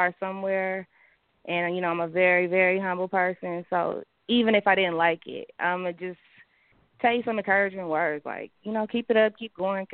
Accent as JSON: {"language": "English", "town": "Oakland", "region": "California", "country": "United States", "tie": "born or raised there", "also_born_or_lived": "Berkeley, California", "said": "growing up in Oakland"}